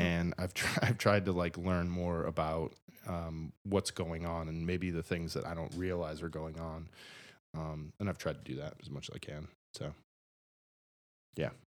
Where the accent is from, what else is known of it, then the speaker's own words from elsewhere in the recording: Buffalo, New York, United States; moved away as an adult; I'm glad that I'm from there. I'm glad that I'm from Buffalo